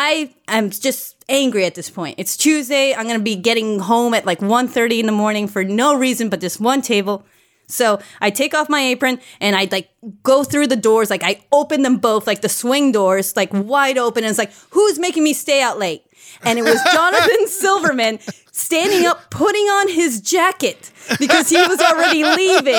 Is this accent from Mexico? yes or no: yes; Mexico; moved away; I grew up in Mexico and it took 10 years for movies to get to us